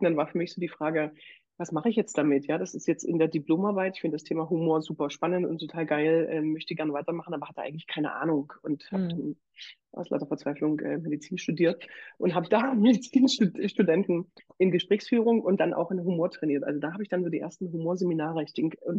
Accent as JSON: {"language": "German", "town": "Bitterfeld", "region": "Saxony-Anhalt", "country": "Germany", "moved": "yes", "lives_now": "Leipzig, Germany", "said": "ich bin ja Sozialpädagogin und komme aus Bitterfeld"}